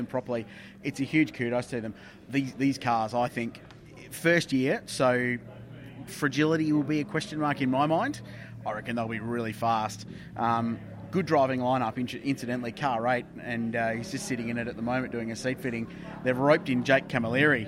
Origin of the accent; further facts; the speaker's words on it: the Southern States, southern Australia, Australia; I come from the Southern States, which means I follow AFL, not NRL